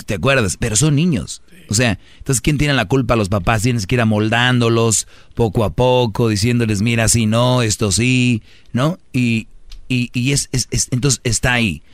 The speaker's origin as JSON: {"language": "Spanish", "country": "Mexico", "said": "los mexicanos nos reímos de la muerte"}